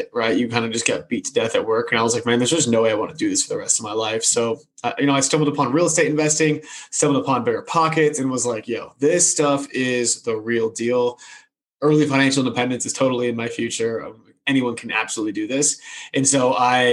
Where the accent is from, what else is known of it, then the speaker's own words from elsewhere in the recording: Massachusetts, United States; moved away as an adult; also born or lived in California; born and raised in Massachusetts, went out to California